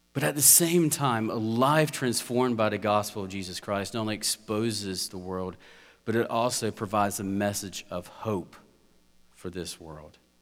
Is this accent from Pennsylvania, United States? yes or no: no; South Georgia, United States; I'm from South Georgia, rural area